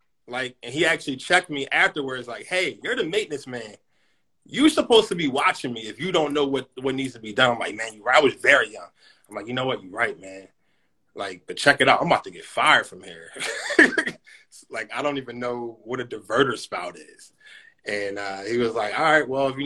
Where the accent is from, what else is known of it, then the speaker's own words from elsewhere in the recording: Philadelphia, Pennsylvania, United States; now in Sicklerville, United States; I'm originally from Philadelphia, PA. I now reside in Cyclaville, New Jersey